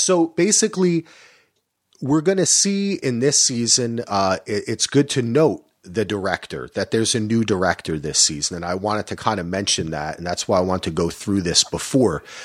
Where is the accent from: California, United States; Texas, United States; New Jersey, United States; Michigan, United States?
New Jersey, United States; I grew up in New Jersey